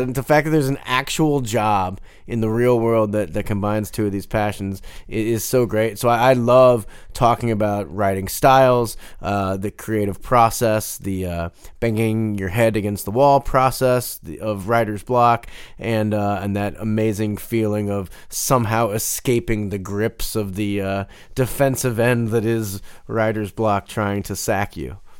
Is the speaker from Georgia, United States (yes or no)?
no; Denver, Colorado, United States; I wasn't just some guy from Denver. I was some guy from Denver that liked toasted ravioli